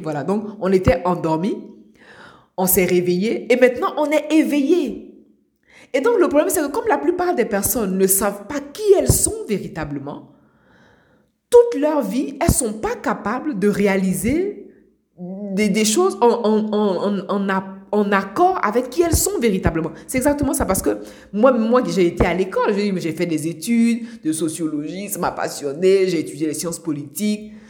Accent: Abidjan, Côte d’Ivoire; now in Europe; moi je suis euh, née à Abidjan, en Côte d'Ivoire. J'ai grandi à Abidjan, en Côte d'Ivoire. Aujourd'hui, je vis euh, en Europe

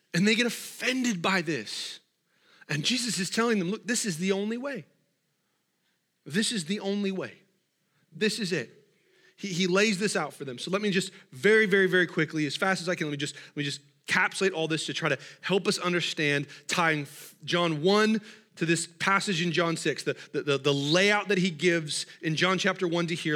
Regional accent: Washington, United States; I'm from Washington

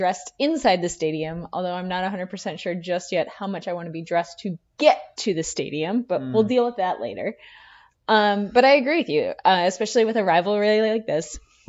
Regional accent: United States; we grew up on the Minnesota-Wisconsin border

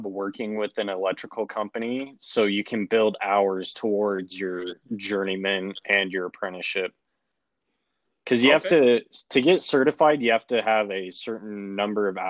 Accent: Syracuse, Utah, United States; I'm from Syracuse, Utah.

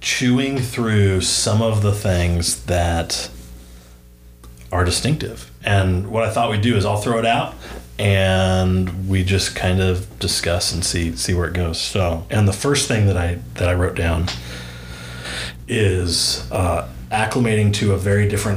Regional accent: Southern California, United States; moved away as an adult; now in Northwest Arkansas, United States; my family and I moved from Southern California, where we'd lived really our entire lives.

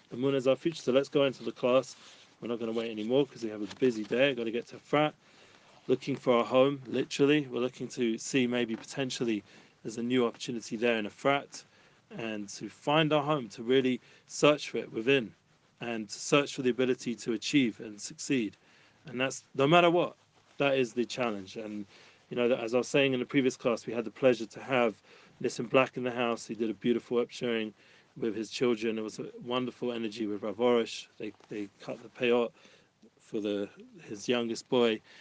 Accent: London, United Kingdom; moved away as an adult; now in Jerusalem, Israel; I grew up in London.

